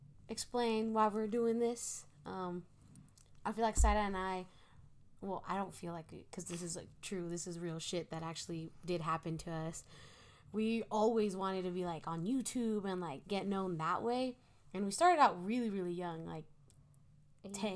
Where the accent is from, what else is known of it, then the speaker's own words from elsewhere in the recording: Reno, Nevada, United States; we're from Reno